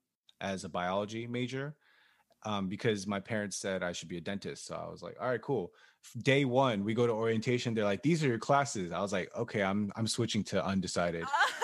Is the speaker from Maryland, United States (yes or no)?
yes; Maryland, United States; He lived like 45 minutes away from me because we're both from Maryland.